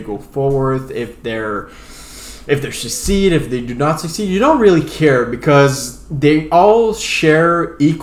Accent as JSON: {"language": "English", "country": "Canada", "accent": "French-Acadian", "said": "I'm French-Canadian"}